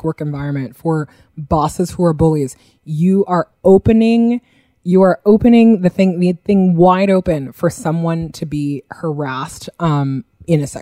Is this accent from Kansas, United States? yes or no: no; New Yorker, United States; as a New Yorker